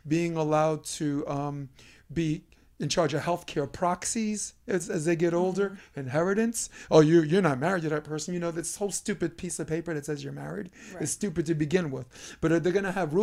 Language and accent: English; New York, United States; moved away as an adult; now in Los Angeles, United States; I'm from New York, and I go to the gay pride parade every year